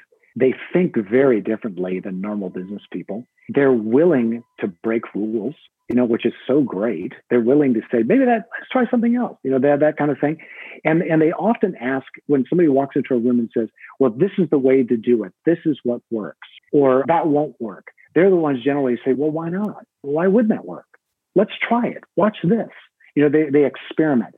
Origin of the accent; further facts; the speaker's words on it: United States; I'm an American